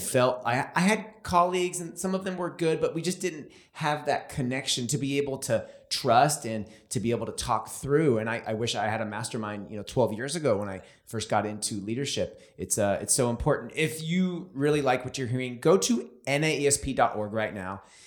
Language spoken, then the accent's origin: English; California, United States; I'm from California.